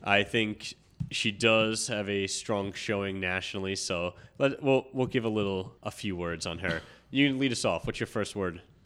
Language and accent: English; New York, United States; now in New Jersey, United States; I'm a New Yorker at heart